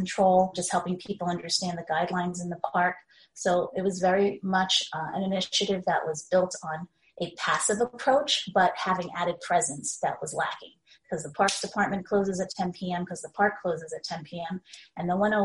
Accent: New York City, New York, United States; also born or lived in Long Island City; I'm from Queens originally, but I'm from Ozone Park, Queens. So I'm a Queens girl at heart

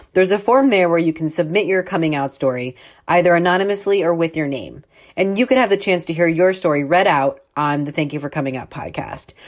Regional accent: Columbus, Ohio, United States; moved away as an adult; also born or lived in Texas; now in New York, United States; I grew up in Columbus, Ohio

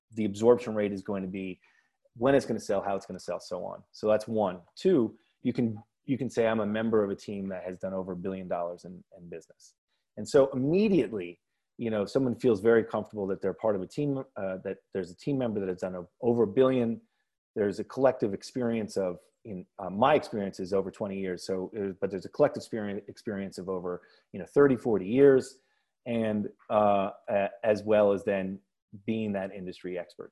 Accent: New York City, New York, United States; I live in Prospect Heights. I'm from Park Slope.

